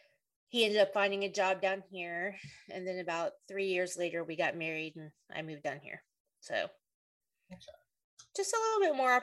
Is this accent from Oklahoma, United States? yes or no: yes; Oklahoma City, Oklahoma, United States; moved away as an adult; now in Fort Worth area, United States; When my parents were married, I moved around a little bit because my dad was in the Army. But for the most part, I grew up in Oklahoma City.